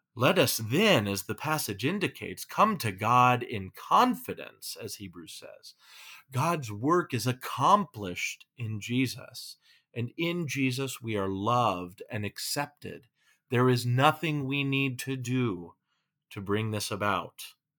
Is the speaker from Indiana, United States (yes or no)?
no; California, United States; now in Minnesota, United States; I'm from California